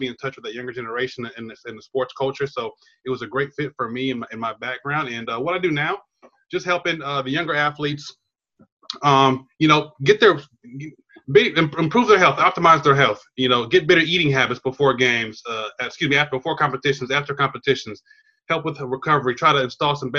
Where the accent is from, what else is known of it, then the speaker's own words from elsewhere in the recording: Chula Vista, California, United States; also born or lived in Louisiana; I'm a native Californian, Southern California. I grew up in San Diego, down there in Chula Vista by the border